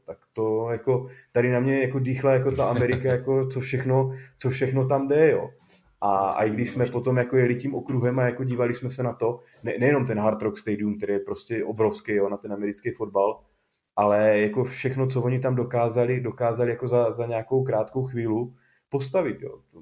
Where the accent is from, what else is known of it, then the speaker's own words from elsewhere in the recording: Czechia; jsme Češi